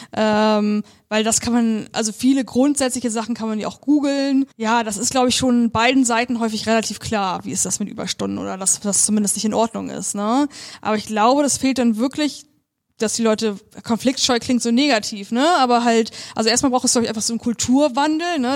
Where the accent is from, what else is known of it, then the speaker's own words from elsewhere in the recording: Germany; moved away as an adult; now in Bremen, Germany; ich komme aus der Nähe von Hamburg